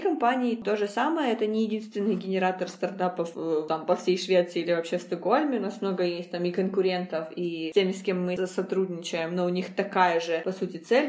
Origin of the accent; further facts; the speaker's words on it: Donetsk, Donetsk Oblast, Ukraine; moved away as an adult; now in Sweden; я из, э, Донецка, и я всю сознательную жизнь там прожила, но в две тысячи четырнадцатом году я переехала из Донецка